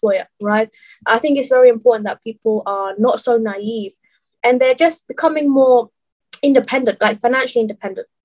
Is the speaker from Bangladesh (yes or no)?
yes; Bangladesh; moved away; I'm originally from Bangladesh